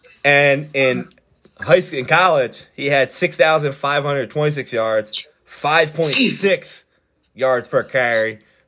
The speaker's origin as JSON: {"language": "English", "town": "Philadelphia", "region": "Pennsylvania", "country": "United States", "said": "I'm from Philly."}